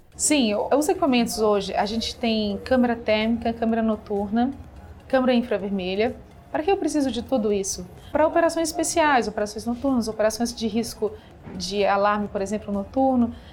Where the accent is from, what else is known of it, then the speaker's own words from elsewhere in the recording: Minas Gerais, Brazil; now in São Paulo, Brazil; sou mineira e me formei em administração e comércio exterior